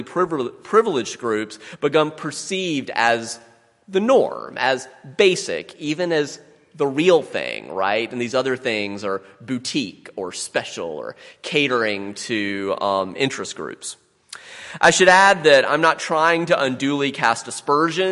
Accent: the Midlands of South Carolina, United States; I grew up in the Midlands of South Carolina

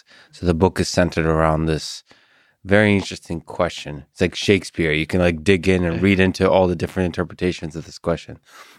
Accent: Russia; Like, so I come from Russia

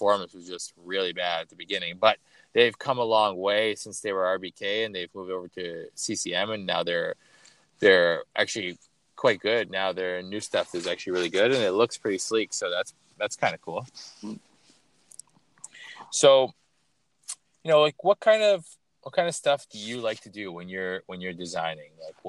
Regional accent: Toronto, Ontario, Canada; I grew up in Toronto

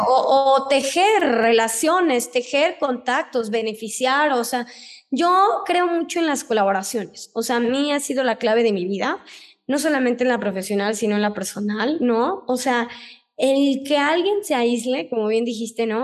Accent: Tuxpan, Veracruz, Mexico; moved away as an adult; also born or lived in Mexico City / Switzerland; yo vengo de Tuxpan, Veracruz, ¿no? No soy de aquí, de la ciudad

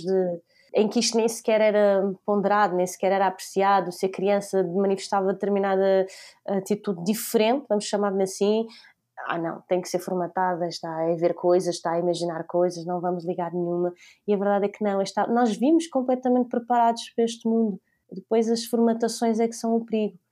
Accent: Maia, Norte, Portugal; also born or lived in Lisbon; Eu sou lisboeta, mas eh, basicamente nasci em Lisboa, vivi até os meus 4 anos e depois eh, a minha família mudou-se para, para a Maia

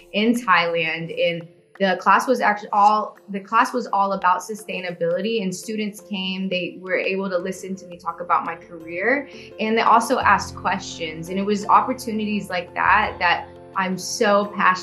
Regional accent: Houston, Texas, United States; I'm from Houston, Texas, born and raised

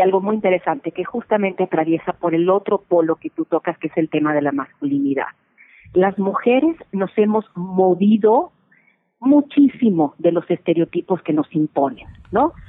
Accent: Mexico; mujeres mexicanas, latinas

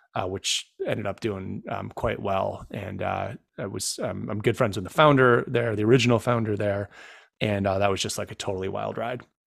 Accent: Rome, New York, United States; moved away as an adult; also born or lived in Syracuse, New York; now in Washington, DC, United States; my hometown of Rome, New York

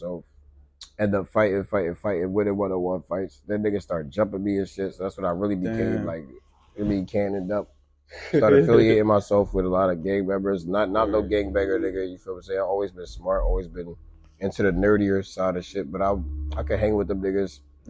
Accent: Pennsylvania, United States; born there; My pops stayed in Pennsylvania. I was born in Pennsylvania.

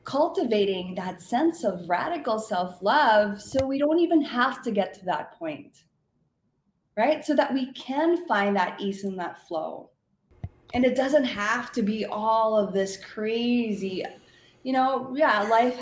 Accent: Philippines; moved away; I grew up in the Philippines

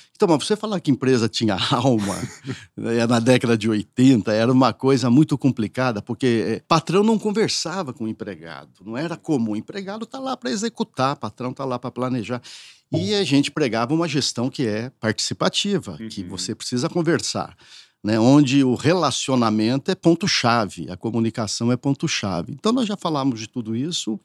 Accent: northern Paraná, Brazil; also born or lived in São José do Rio Preto, São Paulo; now in São Paulo, Brazil; morava numa cidade muito pequena no norte do Paraná

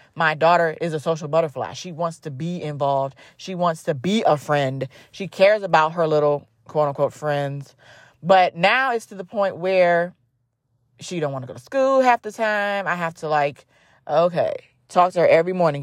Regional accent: Cleveland, Ohio, United States; I grew up, born and raised in Cleveland, Ohio

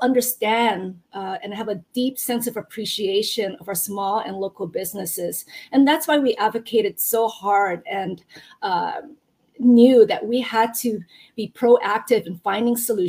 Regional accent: Hilo, Hawaii, United States; moved away as an adult; also born or lived in Japan / continental United States; I actually grew up from Hilo, and as Ryan knows, I went to Waikia High School

